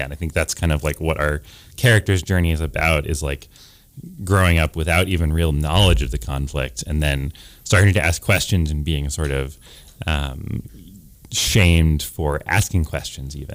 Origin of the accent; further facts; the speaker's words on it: Providence, Rhode Island, United States; I'm from Providence, Rhode Island